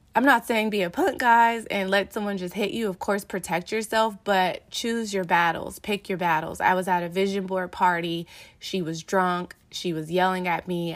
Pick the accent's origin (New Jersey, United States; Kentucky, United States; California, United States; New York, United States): California, United States; Los Angeles; growing up in South Central L A and moving around in different neighborhoods